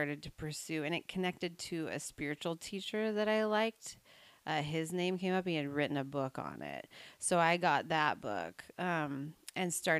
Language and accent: English; Snohomish, Washington, United States; also born or lived in north of Seattle; I grew up in Snohomish, and I now live in north